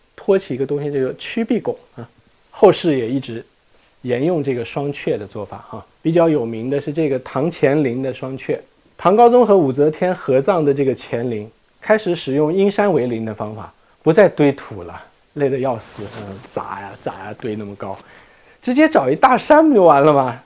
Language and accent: Chinese; China; 我们中国人